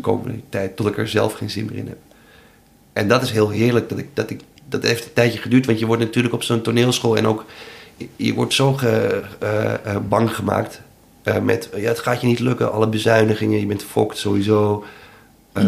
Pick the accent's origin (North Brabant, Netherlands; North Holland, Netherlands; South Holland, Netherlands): North Holland, Netherlands; Amsterdam; Ik ben een Amsterdammer